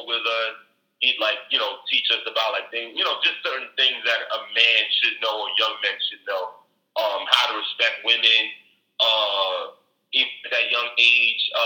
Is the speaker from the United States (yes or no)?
yes; New York City, New York, United States; I grew up born and raised in Brooklyn